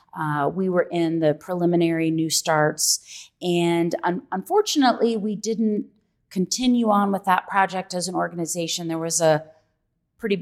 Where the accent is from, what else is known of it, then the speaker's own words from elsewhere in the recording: Louisville, Kentucky, United States; also born or lived in Florida; I'm born and raised in Louisville